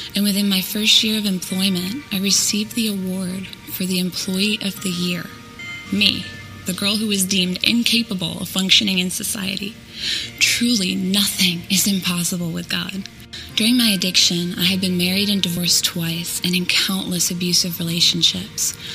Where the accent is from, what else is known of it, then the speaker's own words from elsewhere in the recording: Euclid, Ohio, United States; my story begins in Euclid, Ohio